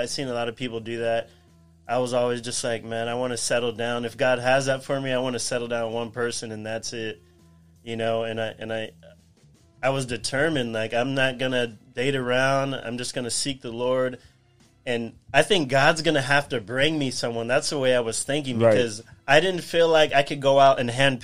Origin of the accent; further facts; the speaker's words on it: Whittier, California, United States; also born or lived in Pomona, California; I was born in Pomona, and my whole life I grew up in Whittier.